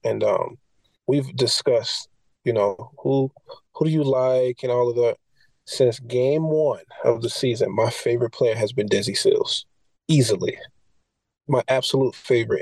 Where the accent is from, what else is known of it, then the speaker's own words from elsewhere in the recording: Florida, United States; moved away; University of Florida just because it's my home state